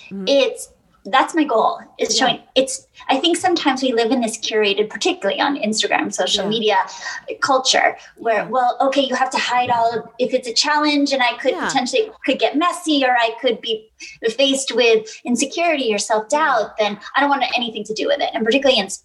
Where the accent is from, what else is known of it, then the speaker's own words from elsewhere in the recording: Boston, Massachusetts, United States; I grew up in Boston